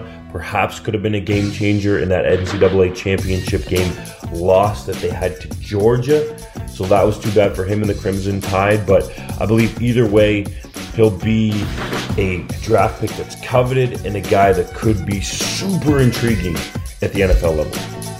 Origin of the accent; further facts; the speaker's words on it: Canada; I'm Canadian